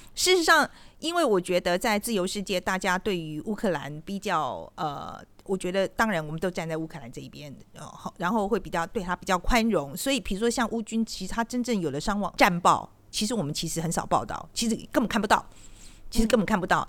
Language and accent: Chinese; Taiwan; 我们台湾人